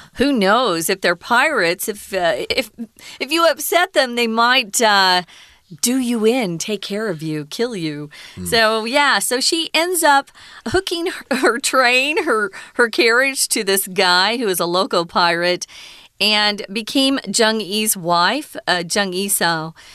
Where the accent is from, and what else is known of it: United States